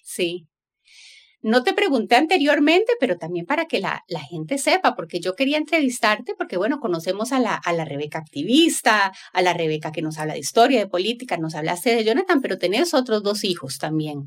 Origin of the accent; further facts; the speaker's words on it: Costa Rica; yo soy tica